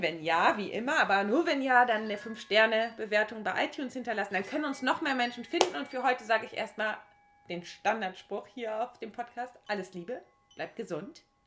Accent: Heiligenhafen area, Schleswig-Holstein, Germany; in meiner Region oder in meiner Heimat

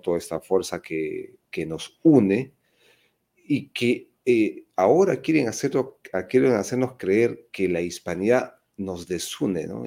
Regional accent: Peru

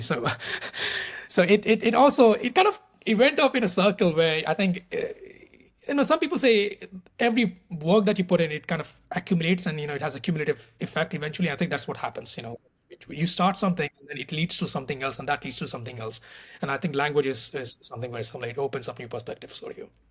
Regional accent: India; moved away as an adult; also born or lived in Paris, France; I'm originally from India, so I did my undergrad in mathematics in India.

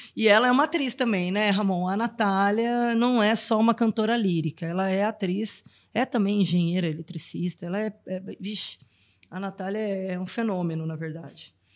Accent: Brazil; eu morei fora do Brasil um tempo

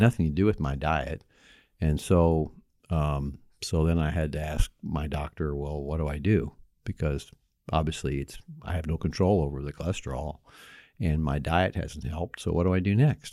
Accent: Bloomington, Indiana, United States; also born or lived in Knox County, Indiana; I grew up in Bloomington, Indiana, where I practiced, uh, the last thirty-five years

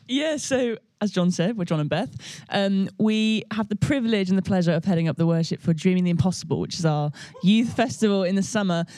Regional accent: Birmingham, West Midlands, United Kingdom; I grew up in Birmingham Vineyard where Nige was um, in charge of loads of different things

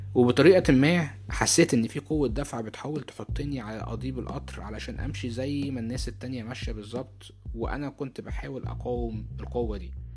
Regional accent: Egypt; moved away as an adult; now in United States; أنا اتولدت وعشت في مصر لمدة أربعة وعشرين سنة

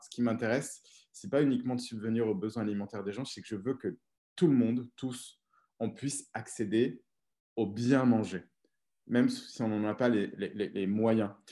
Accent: Auvergne-Rhône-Alpes, France; je suis né, j'ai grandi en Auvergne, en France

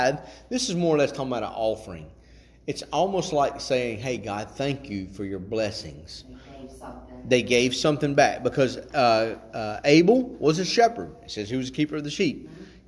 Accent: Chatham, Virginia, United States; also born or lived in Timberlake; I grew up in the Open Bible out in Chatham

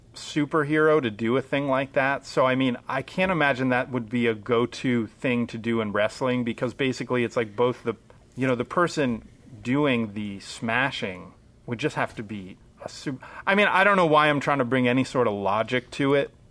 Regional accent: Pennsylvania, United States; also born or lived in Allentown; we're all from Pennsylvania

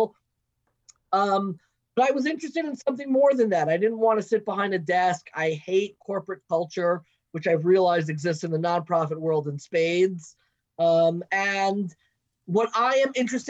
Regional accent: Long Island, New York, United States; also born or lived in Baltimore; I grew up in Long Island, what's known as the Five Towns

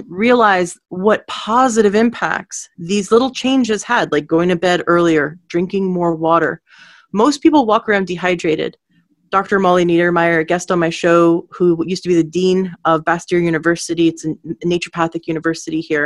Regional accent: Canada; also born or lived in Washington State; now in Washington, United States; I'm actually in Washington State, but I am from Canada

